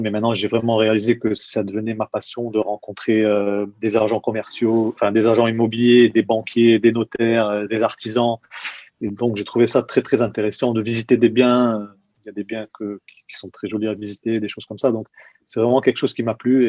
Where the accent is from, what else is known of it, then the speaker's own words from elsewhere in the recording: Nice, Provence-Alpes-Côte d'Azur, France; moved away as an adult; also born or lived in London, United Kingdom / Malmö, Sweden / Germany; now in Munich, Germany; je suis de Nice, j'ai grandi à Nice